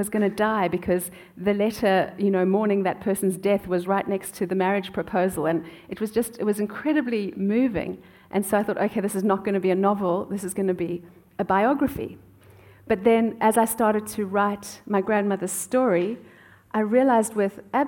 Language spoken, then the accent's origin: English; South Africa; moved away; I grew up in South Africa